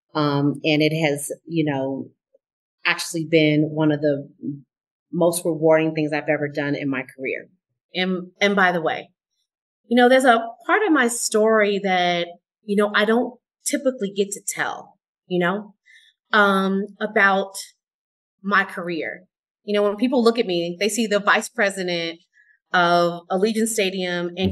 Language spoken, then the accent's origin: English; Oakland, California, United States; I am from Oakland, California